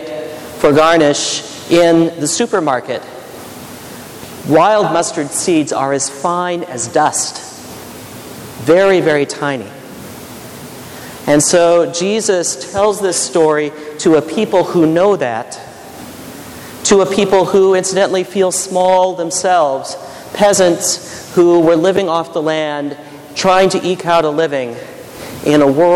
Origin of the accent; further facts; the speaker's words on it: McPherson, Midwest, United States; moved away; Where I come from in the Midwest